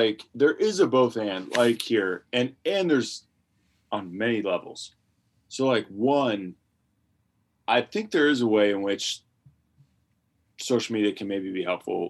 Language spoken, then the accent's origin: English; Midwest, United States